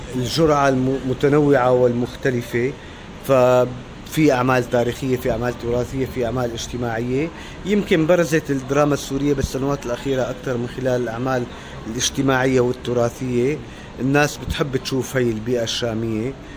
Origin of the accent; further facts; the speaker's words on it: Damascus, Damascus Governorate, Syria; moved away as an adult; also born or lived in Netherlands / Russia; انا طفولتي وصباي وشبابي كلها قضيتها في دمشق